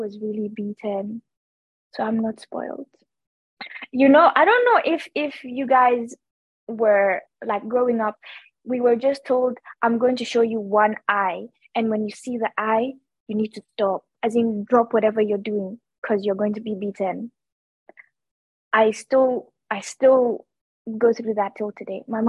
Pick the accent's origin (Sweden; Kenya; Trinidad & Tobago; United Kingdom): Kenya; I am a fourth generation Kenyan. I think that is something that I take a lot of pride in. Obviously, I'm of Indian descent, but all of my formative experiences have been in Kenya